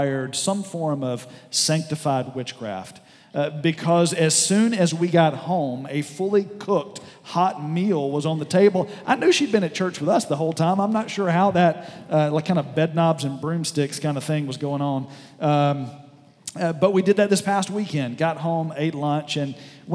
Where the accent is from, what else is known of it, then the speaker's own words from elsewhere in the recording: southwest Alabama, United States; moved away; I was down in southwest Alabama in a small town where I grew up